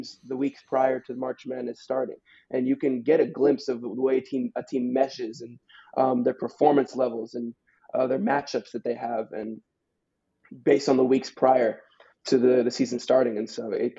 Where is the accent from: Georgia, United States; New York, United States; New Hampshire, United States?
Georgia, United States; Atlanta; I'm from Atlanta, Georgia